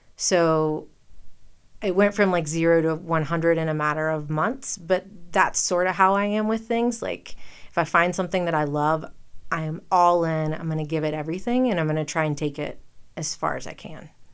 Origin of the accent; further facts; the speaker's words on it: Western North Carolina, United States; moved away as an adult; also born or lived in the South; now in Jackson, Wyoming, United States; I was born in Western North Carolina